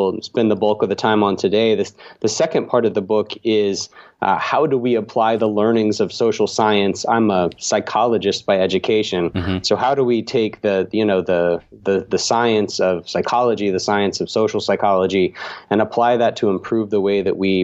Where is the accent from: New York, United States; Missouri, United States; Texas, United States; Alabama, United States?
Alabama, United States; also born or lived in Utah; now in Atlanta, United States; I grew up in Alabama, so always like to shout out Alabama, but live in Atlanta, Georgia now